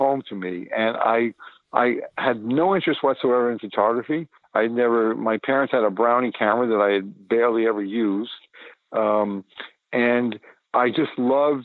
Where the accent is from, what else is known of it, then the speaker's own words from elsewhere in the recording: New York City, New York, United States; I was born in the Bronx. In 1942.